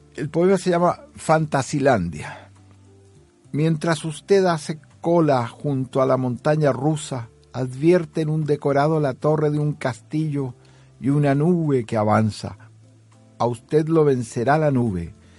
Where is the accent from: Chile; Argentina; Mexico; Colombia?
Chile; moved away; also born or lived in Sweden; Soy un poeta de Chile.